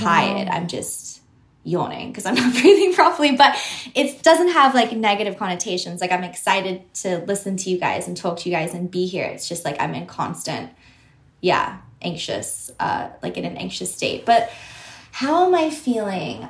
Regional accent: Sydney, New South Wales, Australia; accent: Australian; now in New York, United States; I grew up in Sydney. I grew up in, um, I didn't grow up in the suburbs. I grew up like quite city centered.

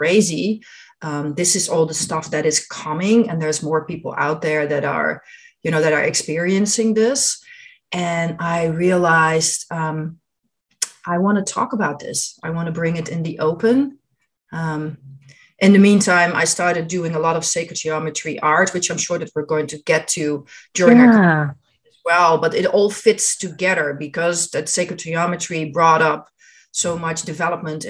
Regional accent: Netherlands; moved away; I grew up in Holland in the Netherlands

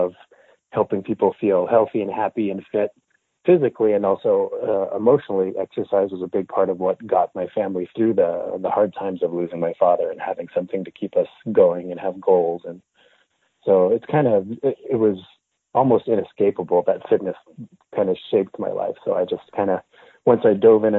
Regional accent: Montreal, Quebec, Canada; now in Los Angeles, United States; I'm actually originally from Montreal, from Canada. So I grew up French-Canadian

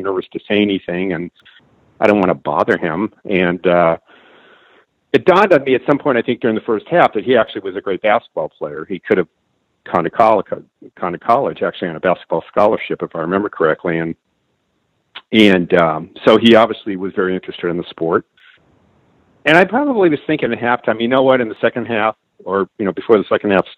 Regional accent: Los Angeles, California, United States; moved away as an adult; now in Atlanta, United States; having grown up

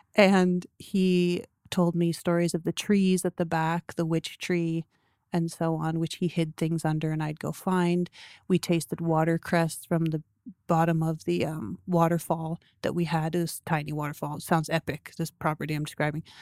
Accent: Toronto, Ontario, Canada; we moved to the farm when I was four. I grew up in Toronto

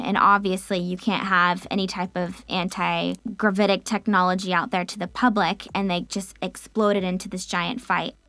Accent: United States; being an American

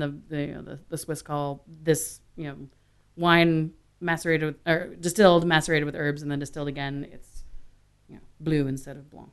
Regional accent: Austin, Texas, United States; also born or lived in Washington, D.C.; grew up in Austin

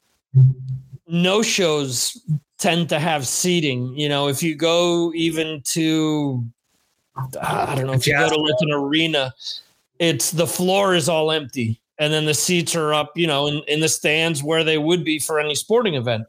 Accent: the New York area, United States; I grew up in the New York area

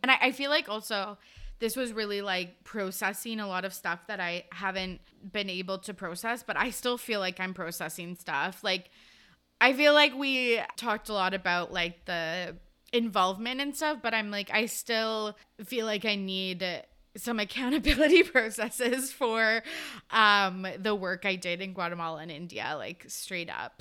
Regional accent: Kamloops, British Columbia, Canada; my hometown, Kamloops

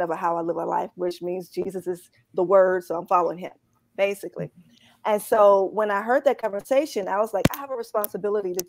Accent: Poplar Grove, Arkansas, United States; moved away as an adult; also born or lived in New York City / Memphis; I grew up in Poplar Grove

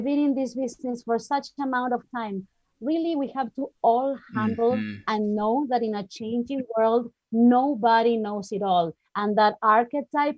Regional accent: Argentina; moved away as an adult; I'm from Argentina originally.

